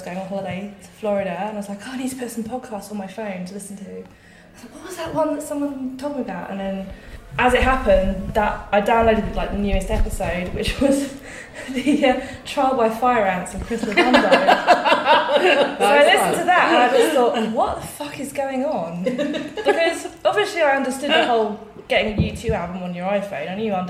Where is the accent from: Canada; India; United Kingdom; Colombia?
United Kingdom; South East England; I am from Surrey, which is sort of southwest of London.